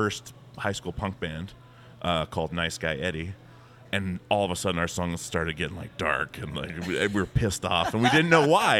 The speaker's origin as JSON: {"language": "English", "region": "Alaska", "country": "United States", "said": "We're all from Alaska, all my guys"}